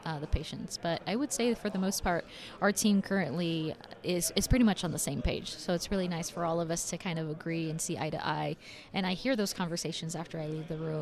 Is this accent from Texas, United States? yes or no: yes; El Paso, Texas, United States; So growing up in El Paso, I saw a lot of family members and friends who couldn't afford to go and see a dentist